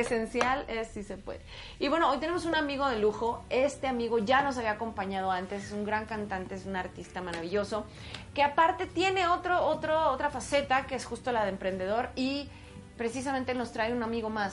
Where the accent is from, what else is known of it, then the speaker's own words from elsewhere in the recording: Chihuahua, Mexico; yo vengo de Chihuahua